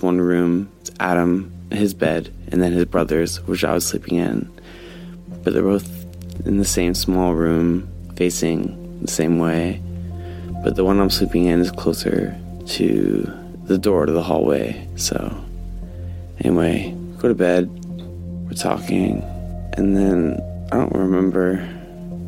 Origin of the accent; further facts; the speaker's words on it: Northern Ontario, Canada; I'm from Northern Ontario, so old area, very old